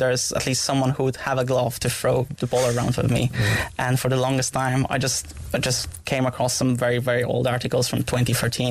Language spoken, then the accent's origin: English; Gdańsk, Pomeranian Voivodeship, Poland; now in Cork, Ireland; In Poland. I'm from Gdańsk, the mm-hmm. very north part of Poland.